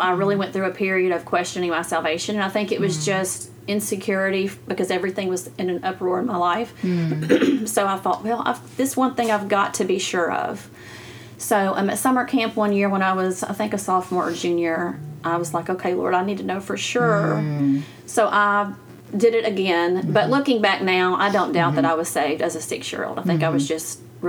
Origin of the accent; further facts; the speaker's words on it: Arkansas, United States; I grew up over in Arkansas, just right across the river. That's where I was born and raised. So grew up there, went to church there, high school, everything.